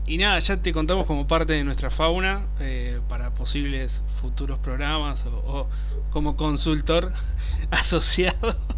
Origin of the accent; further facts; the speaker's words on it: Argentina; vivimos los argentinos